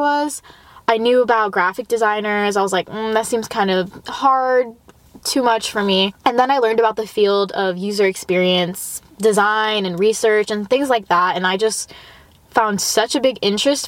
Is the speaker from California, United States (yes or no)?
yes; Los Angeles, California, United States; I grew up in the Valley. I went to school in the Valley.